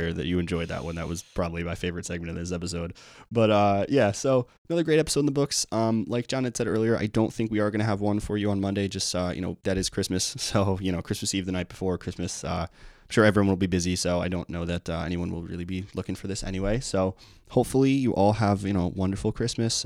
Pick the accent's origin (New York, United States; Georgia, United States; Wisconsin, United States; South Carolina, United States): New York, United States; we're from New York